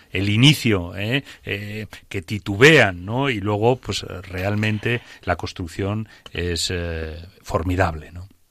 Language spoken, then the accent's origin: Spanish; Aragon, Spain; es mi tierra